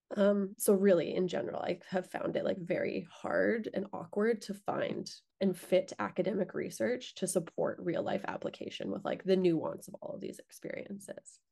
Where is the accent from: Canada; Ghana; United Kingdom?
Canada; Lethbridge, Alberta; moved away as an adult; I grew up in Lethbridge